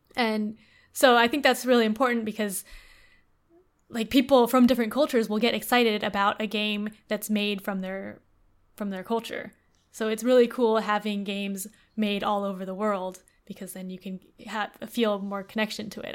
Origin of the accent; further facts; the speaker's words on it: United States; growing up in America